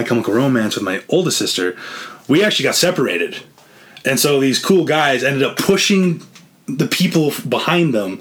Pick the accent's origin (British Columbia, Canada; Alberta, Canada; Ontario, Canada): Alberta, Canada; central; We're all from Alberta, all from the same, like, pretty much central area